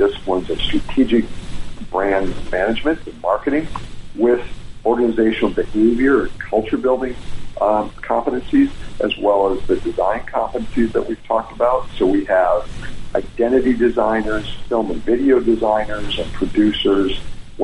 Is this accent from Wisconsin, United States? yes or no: yes; Wisconsin, United States; moved away as an adult; also born or lived in Los Angeles; now in Atlanta, United States; I grew up in the Midwest of Wisconsin